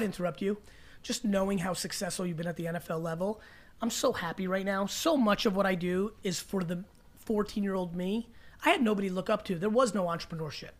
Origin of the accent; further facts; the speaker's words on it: Belarus; moved away; I was from Belarus